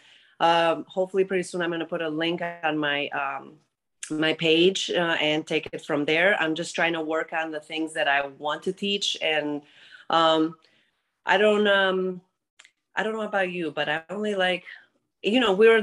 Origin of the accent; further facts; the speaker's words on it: Greece; English is a second language; moved away; I'm originally from Greece, since you said about my accent earlier.